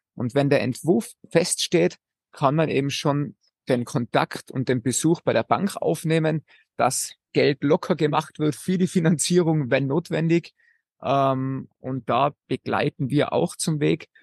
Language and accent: German; Austria; bei uns in Österreich